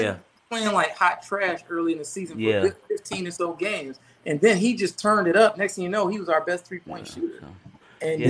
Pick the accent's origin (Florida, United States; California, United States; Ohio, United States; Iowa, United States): California, United States; moved away as an adult; also born or lived in San Diego; now in Atlanta, United States; I'm born in San Diego, raised in California, but I was Navy, and I ended up just moving to Atlanta just for, you know, business opportunity.